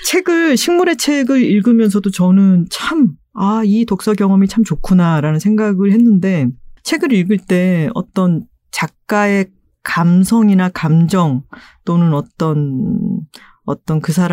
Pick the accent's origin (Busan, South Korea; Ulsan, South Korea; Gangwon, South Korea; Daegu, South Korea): Busan, South Korea; moved away; 그 말투가 제가 또 부산 출신이다 보니까